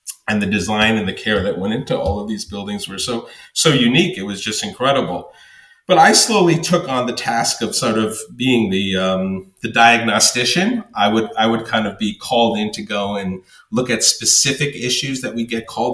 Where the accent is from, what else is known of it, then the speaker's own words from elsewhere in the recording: New York City, New York, United States; growing up in New York and in Brownstone, Brooklyn